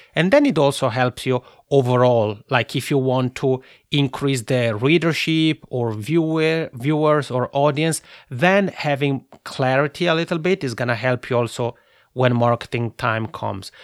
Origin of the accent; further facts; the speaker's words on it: Italian-speaking Switzerland, Switzerland; accent: macaroni accent; I'm originally from the Italian-speaking part of Switzerland. So that's where my funny macaroni accent comes from